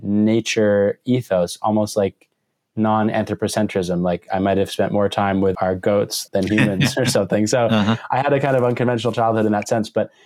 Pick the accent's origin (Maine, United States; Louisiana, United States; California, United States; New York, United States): Maine, United States; I grew up in Maine, which is, you know, the extreme northeast corner of the U.S., and I grew up in a 14-acre woodlot that used to be the woodlot for a farm